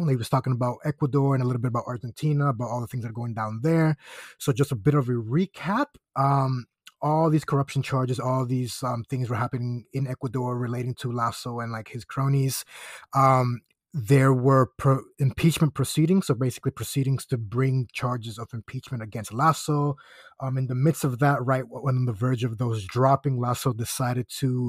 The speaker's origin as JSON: {"language": "English", "region": "Florida", "country": "United States", "tie": "born or raised there", "said": "because like obviously growing up in Florida, we used to roast all the tourists because they would always come in Crocs."}